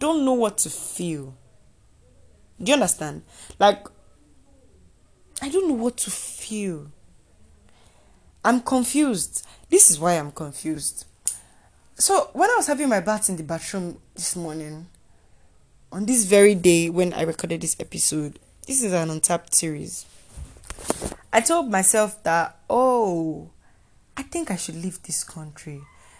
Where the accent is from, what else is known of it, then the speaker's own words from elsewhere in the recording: Nigeria; being a Nigerian student